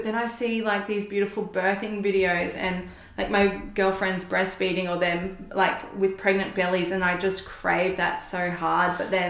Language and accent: English; Gold Coast, Queensland, Australia; Gold Coast.